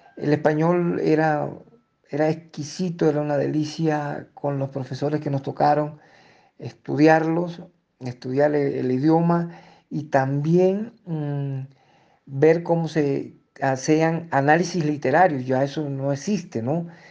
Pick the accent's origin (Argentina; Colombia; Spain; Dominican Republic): Colombia; Fonseca, La Guajira; moved away as an adult; also born or lived in Ecuador; now in Ipiales, Colombia; mi pueblo Fonseca